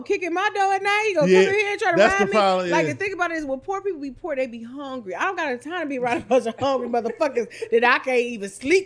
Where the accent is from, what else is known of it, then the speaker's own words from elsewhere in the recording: Cleveland, Ohio, United States; I'm from 93rd, I'm from 116th, I'm from Buckeye